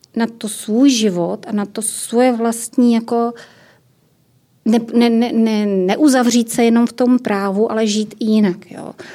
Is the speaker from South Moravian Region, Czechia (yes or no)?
no; Ostrava region, Moravian-Silesian Region, Czechia; já jsem z Ostravska